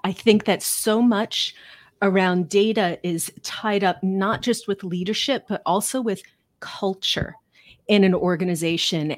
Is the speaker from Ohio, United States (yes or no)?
yes; Cincinnati, Ohio, United States; moved away as an adult; also born or lived in New York City / Chicago; now in Manchester, United States; I grew up in Cincinnati